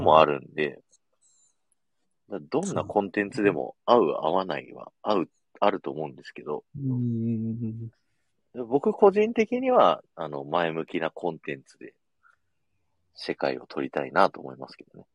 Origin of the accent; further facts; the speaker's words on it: Aichi, Japan; 僕、愛知県民なのに